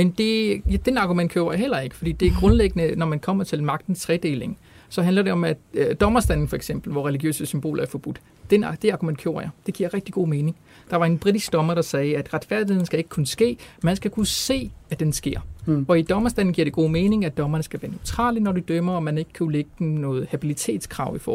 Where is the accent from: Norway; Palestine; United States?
Palestine; jeg er palæstinenser